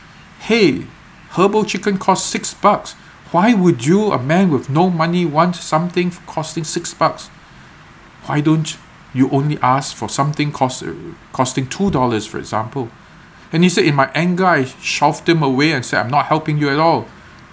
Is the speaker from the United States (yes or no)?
no; Singapore; I was not born in Singapore in the security of this home in a middle-class family